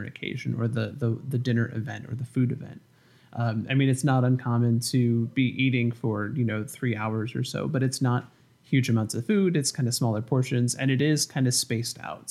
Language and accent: English; Finger Lakes area of upstate New York, United States; now in North Carolina, United States; I'm from the Finger Lakes area of upstate New York